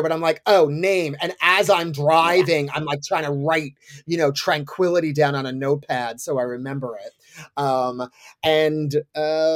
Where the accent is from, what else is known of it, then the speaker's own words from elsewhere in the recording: East Coast, United States; I'm from the East Coast.